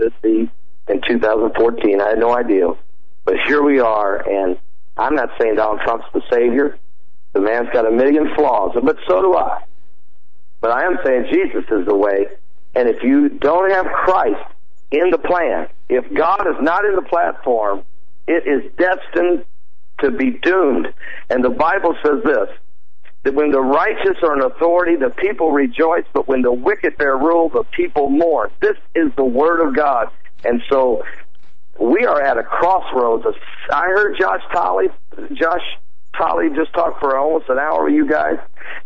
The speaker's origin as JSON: {"language": "English", "region": "Indiana", "country": "United States", "said": "I'm from Indiana"}